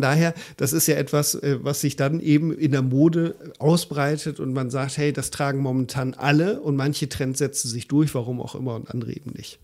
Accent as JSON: {"language": "German", "country": "Germany", "said": "bei uns in Deutschland"}